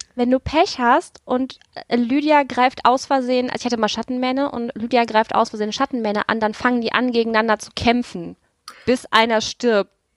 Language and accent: German; North Rhine-Westphalia, Germany; Ich komme aus NRW, ich habe keine Berge oder dichten Nadelwälder